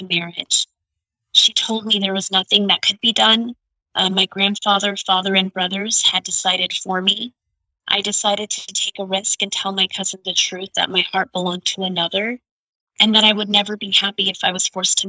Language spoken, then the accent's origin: English; New York, United States; English is a second language; also born or lived in Afghanistan; after arriving in New York, we slowly began to adapt to the Western culture